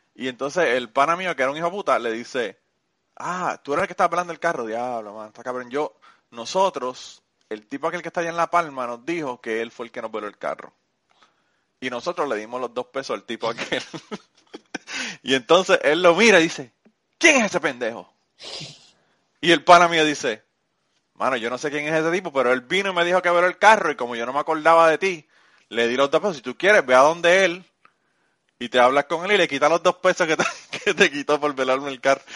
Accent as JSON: {"language": "Spanish", "country": "Puerto Rico", "moved": "yes", "said": "yo le digo que soy de Puerto Rico"}